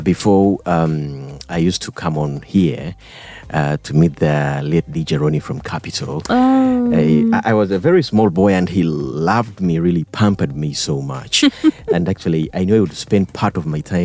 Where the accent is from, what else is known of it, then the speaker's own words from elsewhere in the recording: Fort Portal, Western Region, Uganda; I was born from Fort Portal